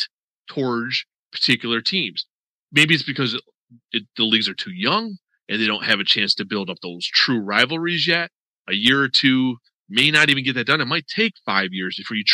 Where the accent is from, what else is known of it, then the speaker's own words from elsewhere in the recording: Western New York, United States; now in Florida, United States; I grew up in Western New York as a Miami Dolphins fan